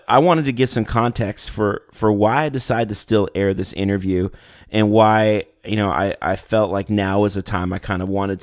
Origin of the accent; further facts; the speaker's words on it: Canada; we're from Canada, and now two or three of us live in the States